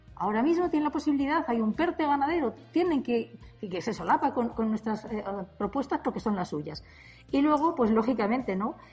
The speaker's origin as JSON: {"language": "Spanish", "region": "Castile and León", "country": "Spain", "said": "mi tierra, de Castilla y León"}